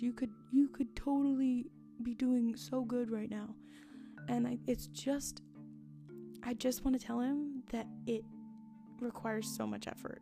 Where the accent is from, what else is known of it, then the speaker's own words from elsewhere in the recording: Washington, United States; I was born and raised in Washington State, not Washington, D.C.